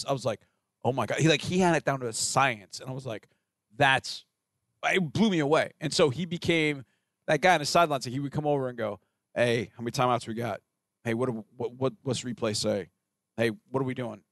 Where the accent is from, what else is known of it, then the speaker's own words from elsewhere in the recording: Rosenberg, Texas, United States; I'm from Richard Rosenberg.